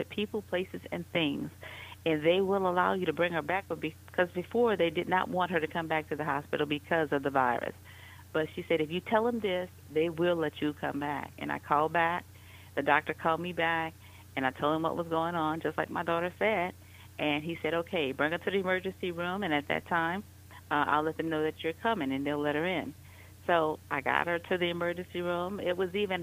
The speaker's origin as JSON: {"language": "English", "town": "New Orleans", "region": "Louisiana", "country": "United States", "moved": "as an adult", "lives_now": "Atlanta, United States", "said": "I'm originally from New Orleans, and I've been in the Atlanta area for the last 15 years."}